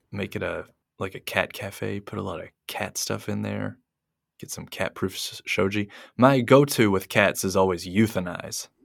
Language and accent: English; United States; now in Japan; being American